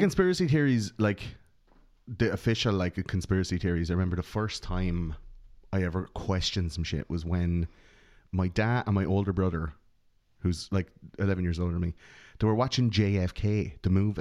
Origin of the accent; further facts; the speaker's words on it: Ireland; we grew up in Catholic Ireland.